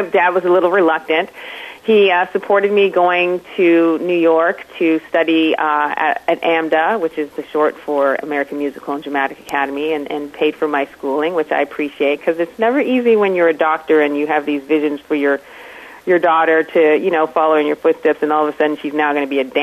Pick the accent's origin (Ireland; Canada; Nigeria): Canada; Toronto, Ontario; I am originally from Toronto, Canada. I grew up in a household with a mom who was a nurse